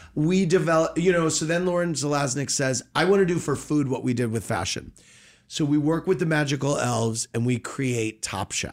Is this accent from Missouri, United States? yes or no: yes; St. Louis, Missouri, United States; Born and raised in Saint Louis